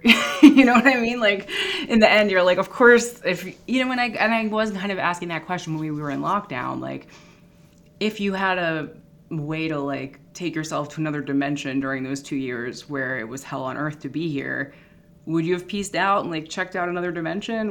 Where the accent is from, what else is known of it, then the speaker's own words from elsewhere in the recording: Philadelphia, Pennsylvania, United States; moved away as an adult; also born or lived in San Francisco / Los Angeles; I'm from Philadelphia. It's like a top 10 murder city.